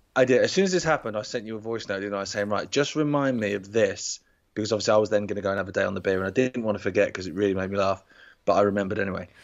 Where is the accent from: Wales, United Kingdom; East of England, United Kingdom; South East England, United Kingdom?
South East England, United Kingdom; Isle of Wight; we're from the Isle of Wight